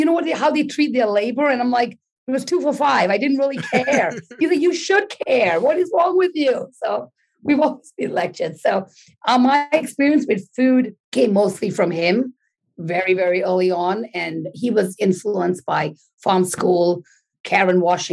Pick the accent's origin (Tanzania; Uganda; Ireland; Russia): Tanzania; moved away as an adult; now in Bronx, United States; I grew up in Tanzania, East Africa, came here when I was 19.